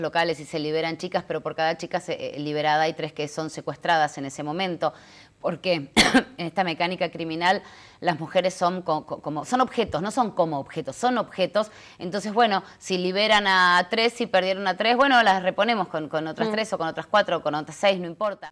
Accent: Argentina; en mi país, en Argentina

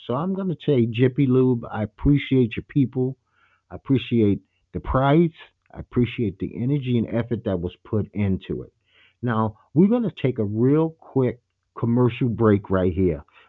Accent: New York City, New York, United States; a kid from Brooklyn, New York.

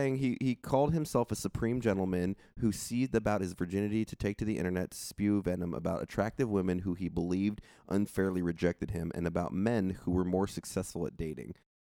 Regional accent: Santa Barbara, California, United States; in my hometown, Santa Barbara

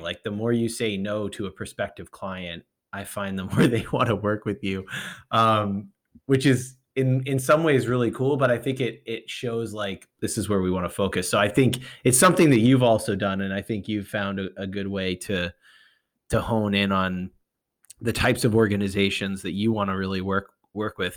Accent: New England, United States; moved away; also born or lived in West Coast; I grew up in, I grew up in New England, uh, and I, I, you know, I'm a, I was a transplant to the West Coast

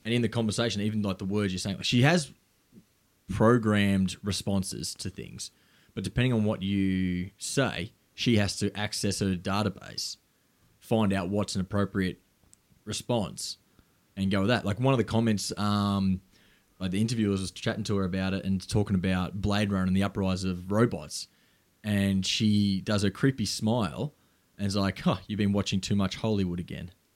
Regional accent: South Gippsland, Victoria, Australia; where I grew up in South Gippsland

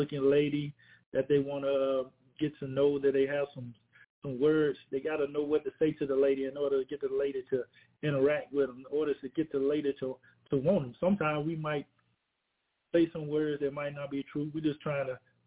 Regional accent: Rock Hill, South Carolina, United States; now in Wetumpka, Alabama, United States; I grew up in Rock Hill, South Carolina, and basically a South Carolina born and bred type of guy

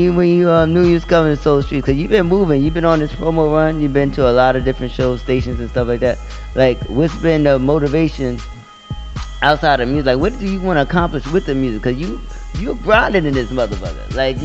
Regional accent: New York City, New York, United States; also born or lived in Atlanta; And when I'm coming from New York

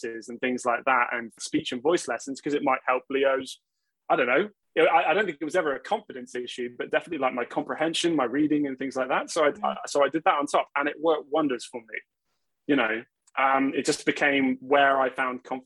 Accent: Gloucestershire, South West England, United Kingdom; also born or lived in Oxford / Newbury; in 2000, we moved away from Newbury to Gloucestershire.

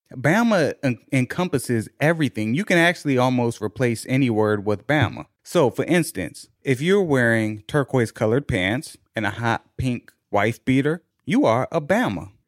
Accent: Washington, District of Columbia, United States

